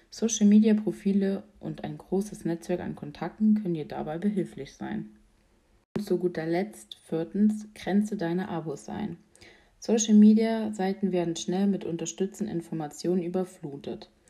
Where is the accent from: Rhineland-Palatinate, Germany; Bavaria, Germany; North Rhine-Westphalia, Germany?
Rhineland-Palatinate, Germany; Mettendorf; ich komme aus Mettendorf.